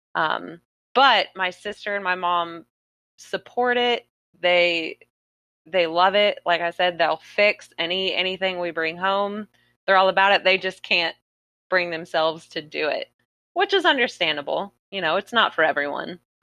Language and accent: English; South Florida, United States; I'm born and raised in South Florida